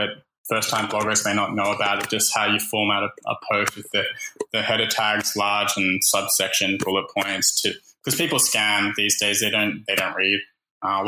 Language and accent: English; Australia; even though I'm Australian, I live here